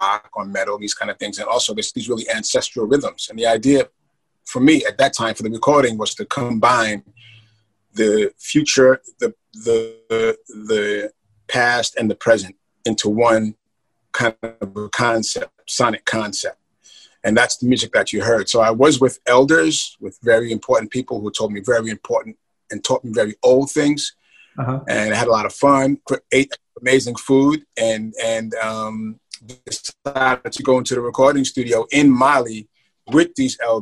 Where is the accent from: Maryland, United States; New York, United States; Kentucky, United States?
New York, United States; New York City; I'm from the Bronx